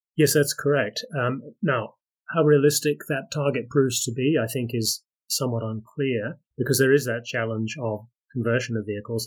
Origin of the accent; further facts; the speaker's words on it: Australia; I am from Australia